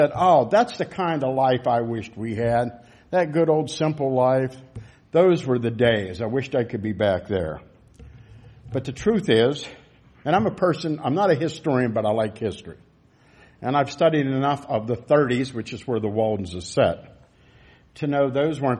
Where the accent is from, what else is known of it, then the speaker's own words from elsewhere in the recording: United States; as American citizens